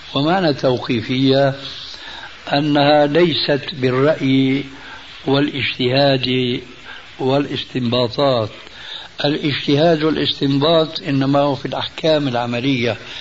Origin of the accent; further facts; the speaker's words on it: Syria; عندنا في سوريا